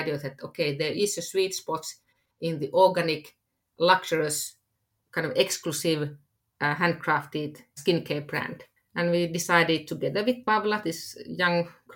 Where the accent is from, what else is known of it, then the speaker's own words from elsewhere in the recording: Finland; I am from Finland